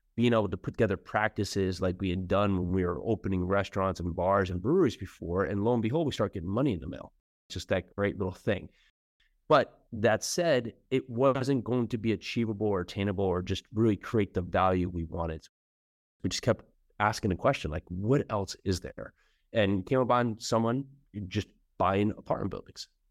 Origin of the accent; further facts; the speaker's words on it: New Jersey, United States; moved away as an adult; also born or lived in New York City; now in Tennessee, United States; I was born and raised in New Jersey